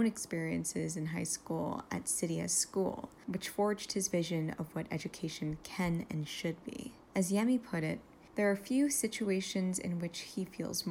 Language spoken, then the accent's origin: English; New York City, New York, United States; I'm from Brooklyn, New York